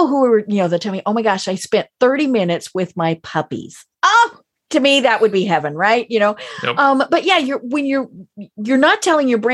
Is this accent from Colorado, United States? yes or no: yes; Colorado, United States; I'm from Colorado